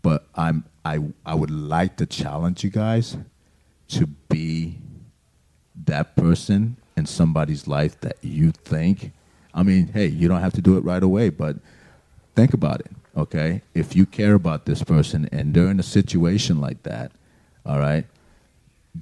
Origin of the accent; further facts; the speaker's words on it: Miami, Florida, United States; moved away as an adult; we're from Miami